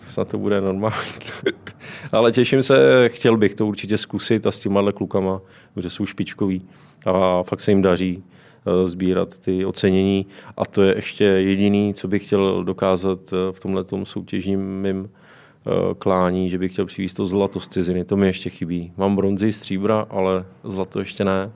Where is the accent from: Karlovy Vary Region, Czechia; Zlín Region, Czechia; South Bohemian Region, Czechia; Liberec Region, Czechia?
Liberec Region, Czechia; Liberec; moved away as an adult; also born or lived in Jičín; now in Vrchlabí, Czechia; jsem z Liberce, vyučil jsem se v Liberci.